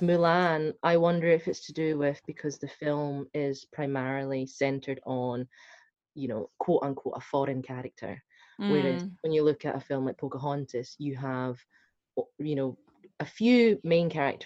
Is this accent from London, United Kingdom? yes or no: no; Scotland, United Kingdom; accent: Scottish; first language Hakka; English is a second language; I'm Scottish